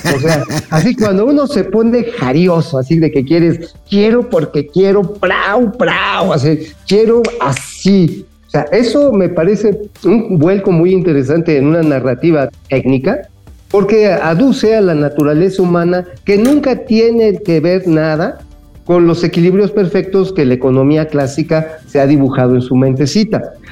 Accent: Mexico City, Mexico; recibimos los chilangos acá

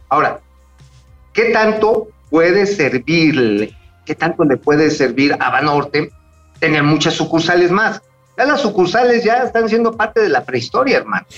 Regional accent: Tula, Hidalgo, Mexico; en Tula, ahí de donde yo soy oriundo

